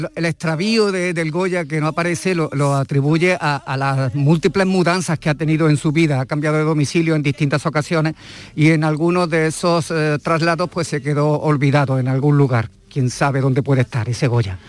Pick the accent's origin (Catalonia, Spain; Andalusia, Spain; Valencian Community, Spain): Andalusia, Spain; Montilla; mi pueblo, a Montilla